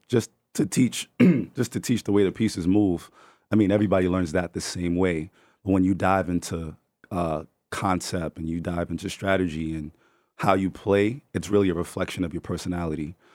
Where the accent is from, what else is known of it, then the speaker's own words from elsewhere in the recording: New York City, New York, United States; We're from the Bronx